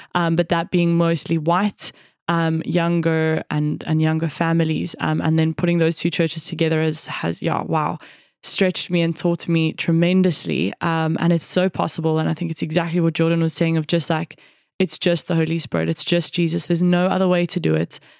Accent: South Africa; also born or lived in Cape Town / Johannesburg / Jeffreys Bay; growing up in South Africa

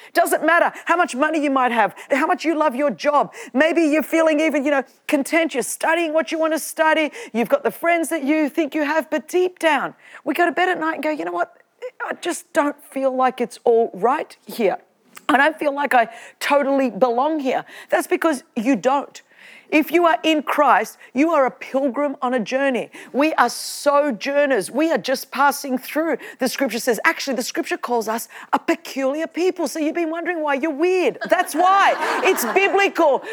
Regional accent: Australia; I'm Australian

